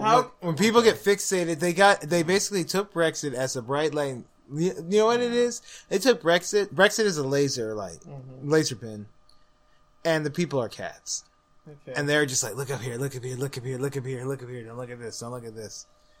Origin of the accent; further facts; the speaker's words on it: Missouri, United States; I'm from Missouri. Show me.